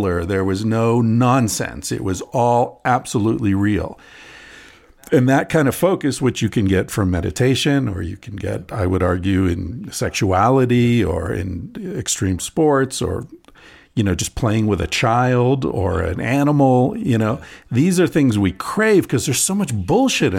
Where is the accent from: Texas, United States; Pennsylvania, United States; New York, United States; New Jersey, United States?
Pennsylvania, United States; I grew up in Pennsylvania.